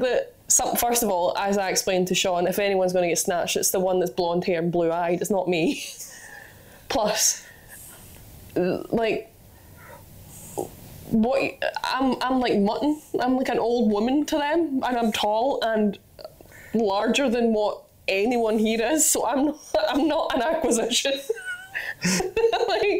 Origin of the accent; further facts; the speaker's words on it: Scotland, United Kingdom; I'm just Scottish.